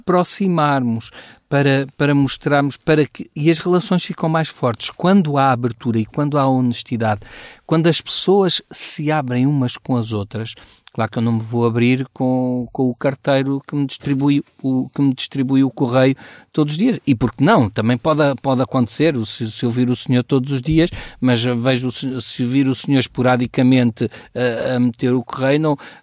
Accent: Portugal; como bom português

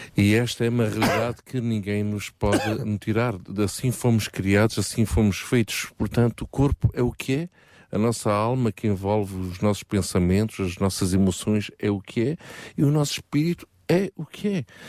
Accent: Portugal; Todos nós, como bons portugueses

